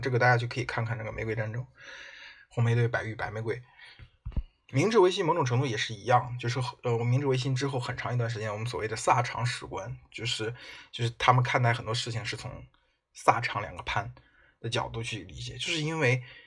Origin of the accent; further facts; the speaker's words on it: China; 我们中国人